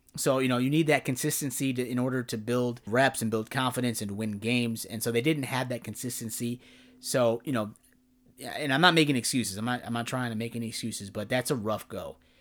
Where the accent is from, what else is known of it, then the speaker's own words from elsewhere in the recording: Chicago, Illinois, United States; being a Midwest, uh, kid growing up in the Chicagoland area